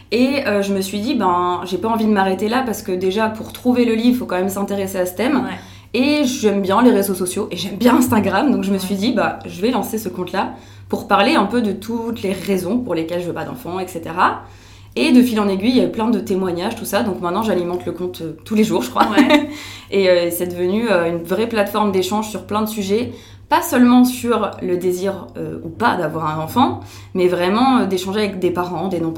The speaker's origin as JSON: {"language": "French", "country": "France", "moved": "yes", "lives_now": "Belgium", "said": "j'ai 28 ans, je vais avoir 29 ans cette année. et du coup, ben, je suis française, mais j'habite en Belgique maintenant."}